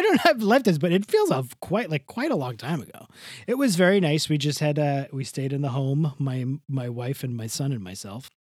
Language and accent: English; Rockaway Beach, New York, United States; my hometown, Rockaway Beach